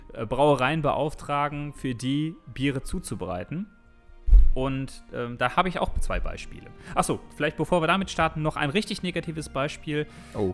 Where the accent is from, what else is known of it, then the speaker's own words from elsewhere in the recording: Düsseldorf, North Rhine-Westphalia, Germany; als Düsseldorfer